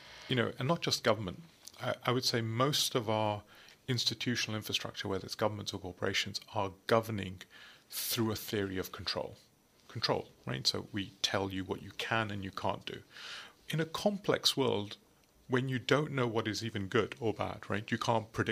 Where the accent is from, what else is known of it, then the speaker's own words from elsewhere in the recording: United Kingdom; I'm obviously British